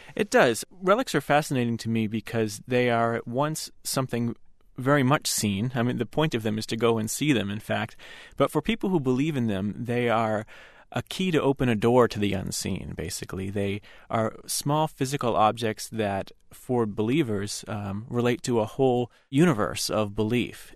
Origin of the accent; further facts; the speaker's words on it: United States; an American Catholic, growing up far from where the vast majority of relics are